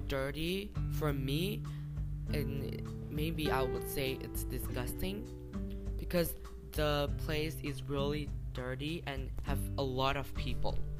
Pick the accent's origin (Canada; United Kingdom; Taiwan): Taiwan; I'm from Taiwan.